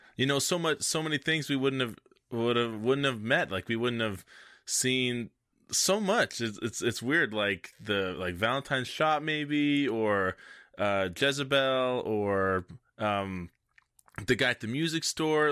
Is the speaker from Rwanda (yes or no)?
no; Canada; I'm French Canadian